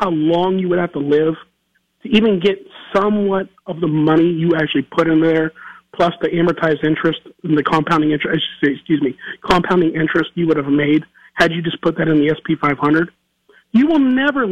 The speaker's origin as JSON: {"language": "English", "town": "Youngstown", "region": "Ohio", "country": "United States", "tie": "born or raised there", "said": "As I was born in the North Side, Bonita Avenue. I have a little love for that Youngstown area."}